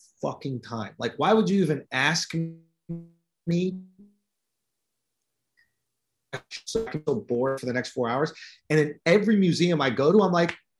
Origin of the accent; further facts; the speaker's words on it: New York, United States; I'm from New York